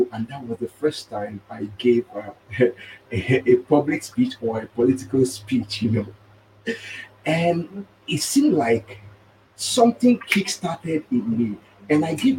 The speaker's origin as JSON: {"language": "English", "country": "Nigeria", "moved": "yes", "said": "as a Nigerian"}